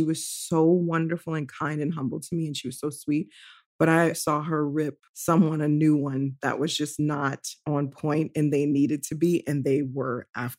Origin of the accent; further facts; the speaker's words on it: New Orleans, Louisiana, United States; I'm from New Orleans